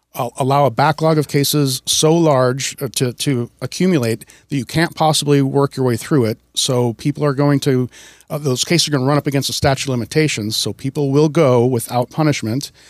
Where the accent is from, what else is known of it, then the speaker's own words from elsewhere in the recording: Wisconsin, United States; also born or lived in Seattle, Washington; now in Snohomish County, United States; I grew up in Wisconsin and moved out to Washington in nineteen ninety-six